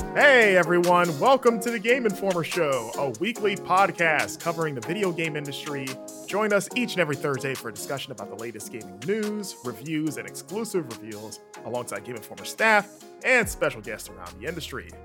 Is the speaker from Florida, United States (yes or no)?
yes; Florida, United States; growing up in Florida slash the South